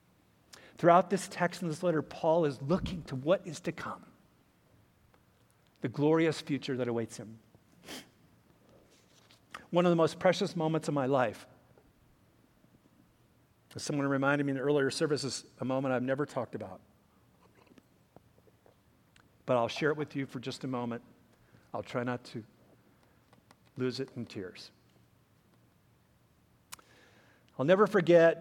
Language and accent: English; United States; As Americans, we are entrusted with the rights and responsibilities of being good citizens of our country